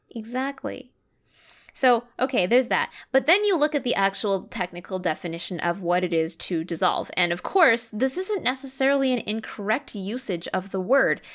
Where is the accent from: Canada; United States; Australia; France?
Canada; I grew up in Canada. I had my education in Canada